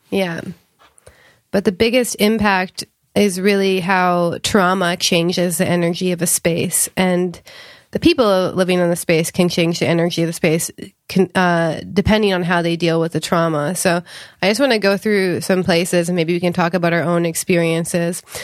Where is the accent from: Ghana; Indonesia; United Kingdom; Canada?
Canada; now in California, United States; I grew up in Canada